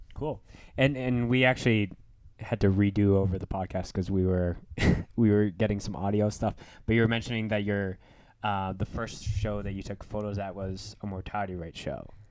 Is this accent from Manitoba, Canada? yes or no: yes; Winnipeg, Manitoba, Canada; moved away; I'm from Winnipeg